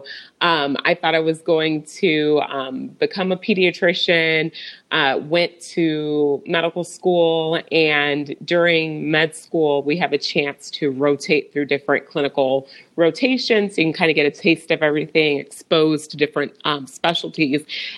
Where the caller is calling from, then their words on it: Overland Park, Kansas, United States; So I am coming from Overland Park, Kansas. It's a suburb right outside of Kansas City.